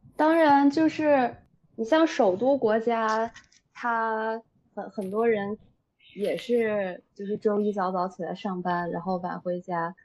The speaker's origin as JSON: {"language": "Chinese", "country": "China", "said": "咱们国家"}